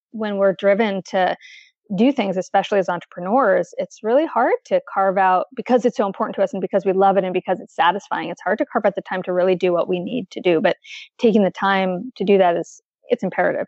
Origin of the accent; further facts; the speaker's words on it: East Coast, United States; now in Portland, United States; I'm from the East Coast.